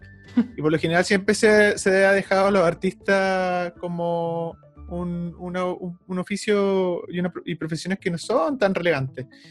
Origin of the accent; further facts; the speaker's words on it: Concepción, Biobío, Chile; Somos de Conce